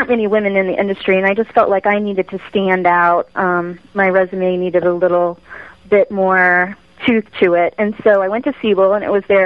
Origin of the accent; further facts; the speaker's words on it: Midwest, United States; moved away as an adult; also born or lived in Fort Collins, Colorado; now in Central Oregon, United States; we're from the Midwest